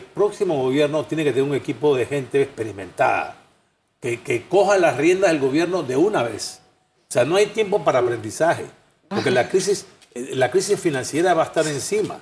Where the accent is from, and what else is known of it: Panama